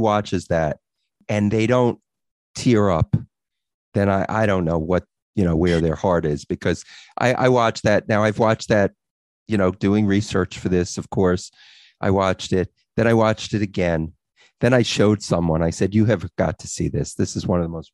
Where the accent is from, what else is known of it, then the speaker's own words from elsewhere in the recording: Long Island, New York, United States; we're from Long Island